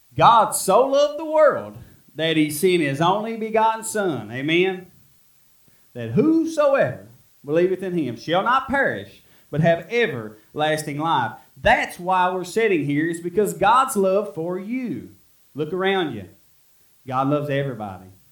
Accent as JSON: {"language": "English", "town": "Middle Fork", "country": "United States", "tie": "born or raised there", "said": "I was from Middle Fork"}